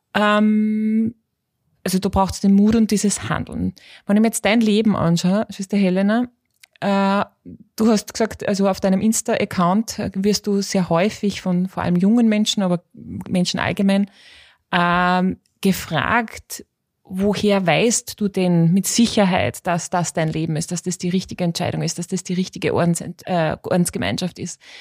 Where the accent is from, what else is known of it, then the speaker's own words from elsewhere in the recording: Austria; ich bin Österreicherin